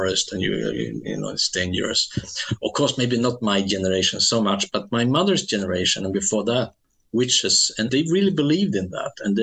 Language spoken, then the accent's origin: English; Skellefteå, Västerbotten County, Sweden; English is a second language; moved away; my hometown